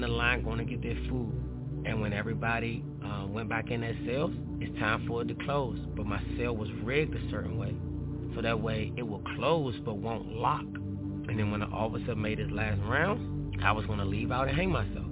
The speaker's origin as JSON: {"language": "English", "town": "Washington", "region": "District of Columbia", "country": "United States", "tie": "born or raised there", "said": "growing up in Washington, D.C., neighborhood, it was called Paradise"}